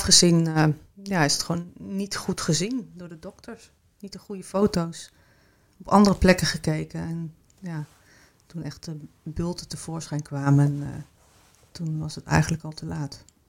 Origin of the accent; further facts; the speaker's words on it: Kampen, Overijssel, Netherlands; also born or lived in Switzerland / Amsterdam / Arnhem; now in Rotterdam, Netherlands; ik woon in Rotterdam en ik kom oorspronkelijk uit Kampen.